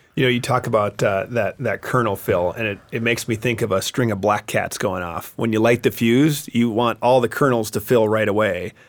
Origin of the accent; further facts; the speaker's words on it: Wisconsin, United States; I'm going to go Wisconsin, my home state